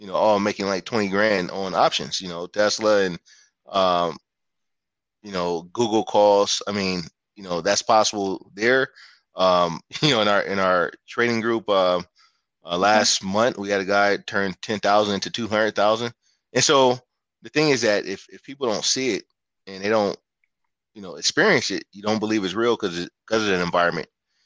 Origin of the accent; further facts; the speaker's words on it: San Francisco Bay Area, California, United States; I'm originally from the Bay Area. I grew up in San Francisco, Oakland area